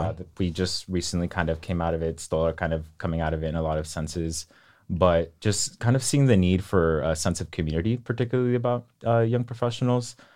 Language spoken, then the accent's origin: English; Michoacán, Mexico; moved away; I'm originally from, uh, Michoacan, Mexico